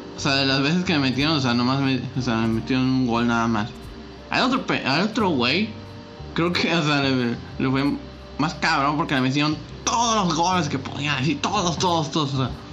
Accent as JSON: {"language": "Spanish", "town": "Reynosa", "region": "Tamaulipas", "country": "Mexico", "tie": "born or raised there", "said": "era una academia de Tigres aquí en Reynosa."}